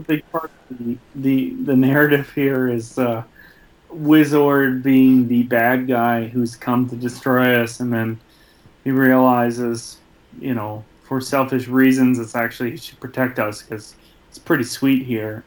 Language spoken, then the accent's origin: English; Michigan, United States; the same hometown I'm from